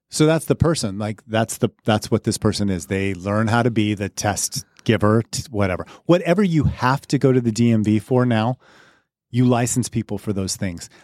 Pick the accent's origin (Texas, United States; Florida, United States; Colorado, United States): Colorado, United States; Crowley; I grew up in Crowley, Colorado